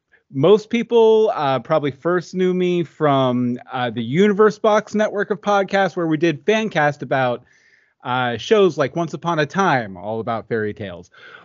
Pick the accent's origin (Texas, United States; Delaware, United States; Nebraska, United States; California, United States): Texas, United States; Houston; born there; also born or lived in Virginia / West Virginia / Ohio / Pennsylvania; I was born in Houston, lived in Virginia, West Virginia, Ohio, Pennsylvania, Georgia, Florida, and Los Angeles 3 times.